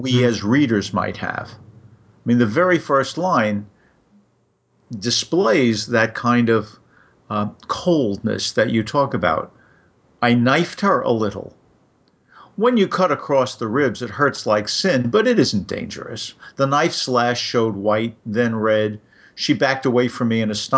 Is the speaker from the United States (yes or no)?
yes; New York City, New York, United States; I grew up in New York, and I got to go to Coney Island sort of whenever I felt like it